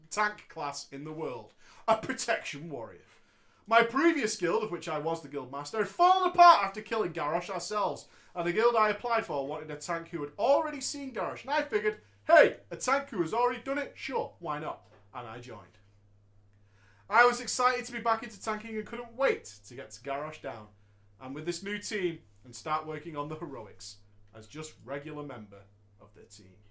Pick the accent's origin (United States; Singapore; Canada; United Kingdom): United Kingdom; Wigan, North West England; I'm from Wigan, mate. Wigan, mate.